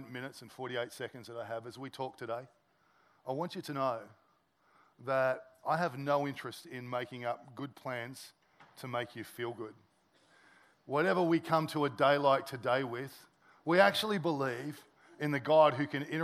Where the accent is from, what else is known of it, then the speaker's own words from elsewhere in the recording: Sydney, New South Wales, Australia; moved away as an adult; I'm originally from Sydney.